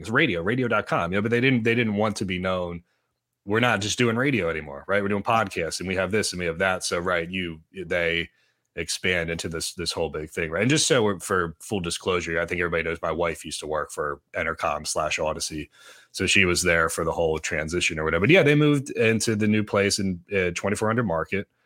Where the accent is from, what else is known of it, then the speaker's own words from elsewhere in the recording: Pottstown, Pennsylvania, United States; my hometown newspaper, the Pottstown Mercury